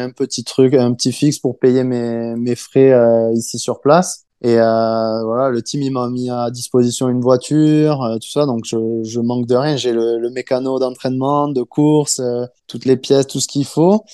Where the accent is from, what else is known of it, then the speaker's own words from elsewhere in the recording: France; moved away; chez nous en France